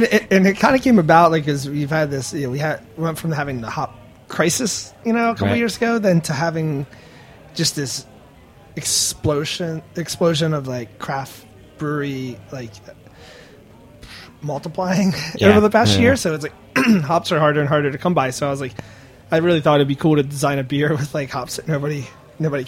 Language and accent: English; Baltimore, Maryland, United States; I'm a dude from Baltimore